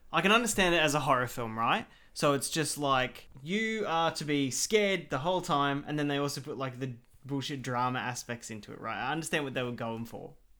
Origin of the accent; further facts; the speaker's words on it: Australia; I am an Australian. I was born here.